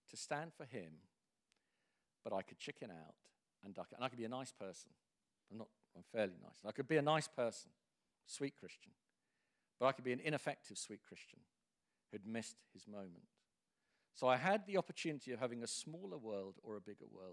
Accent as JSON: {"language": "English", "region": "England", "country": "United Kingdom", "said": "as an Englishman"}